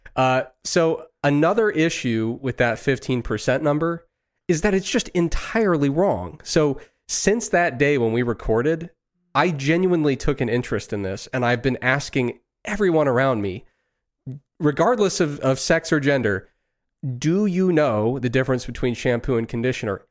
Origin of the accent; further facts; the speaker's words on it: Ohio, United States; growing up in Ohio in the nineties